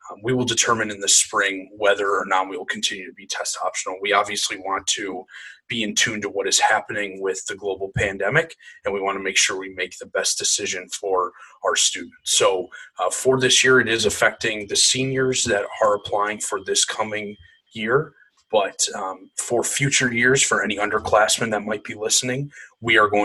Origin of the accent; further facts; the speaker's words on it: Canton, Michigan, United States; moved away; I'm originally from Canton, Michigan